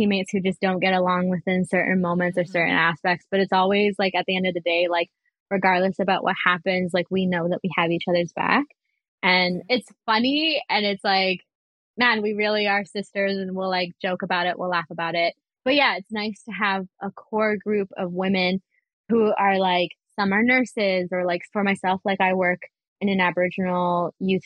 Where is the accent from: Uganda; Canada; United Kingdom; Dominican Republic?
Canada; Vancouver, British Columbia; growing up in East Van.